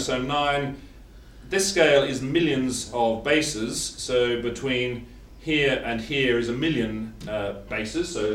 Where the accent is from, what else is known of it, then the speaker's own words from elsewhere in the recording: Australia; I'm Australian, not English